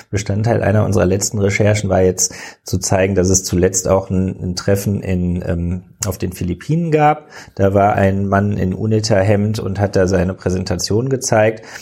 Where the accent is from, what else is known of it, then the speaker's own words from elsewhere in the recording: Cologne, North Rhine-Westphalia, Germany; ich bin Kölner.